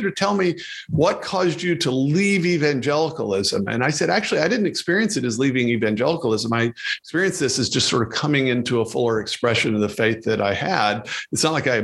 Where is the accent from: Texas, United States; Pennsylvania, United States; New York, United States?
Texas, United States; Amarillo; now in Washington, D.C., United States; born and raised in Amarillo, Texas